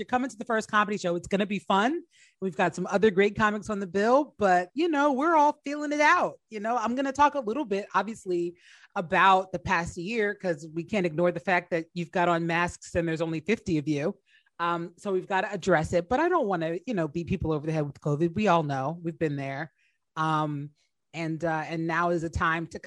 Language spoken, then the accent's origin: English; New Jersey, United States; moved away as an adult; also born or lived in Washington, D.C.; I grew up in New Jersey, but I went to Howard and was living in DC when I started comedy.